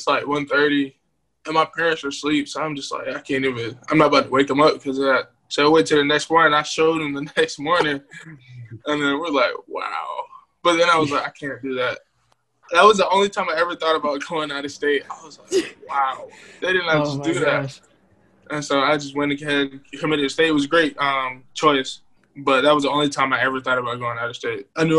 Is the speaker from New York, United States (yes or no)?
no; Raleigh, North Carolina, United States; But, favorite places to go, because I grew up in Raleigh.